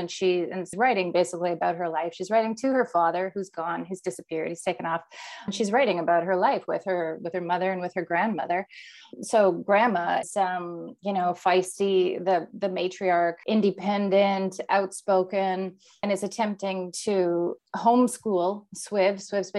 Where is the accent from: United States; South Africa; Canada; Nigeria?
Canada; also born or lived in Winnipeg, Canada; now in Toronto, Canada; I grew up in a conservative Mennonite community, the first Mennonite settlements, or at least one of the first here in Canada